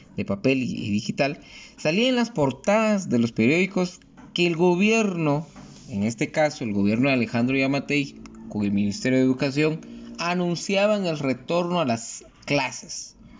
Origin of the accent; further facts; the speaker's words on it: Guatemala; como guatemaltecos